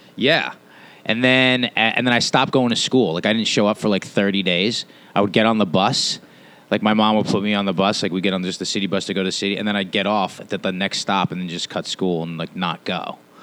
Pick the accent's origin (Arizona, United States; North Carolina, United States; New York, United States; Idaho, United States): New York, United States; New York City; also born or lived in Los Angeles; I'm from this island, man. I was born in New York on this island, moved out to Queens, and lived back and forth between Manhattan and the Manhattan and Queens up until I was uh, a teenager.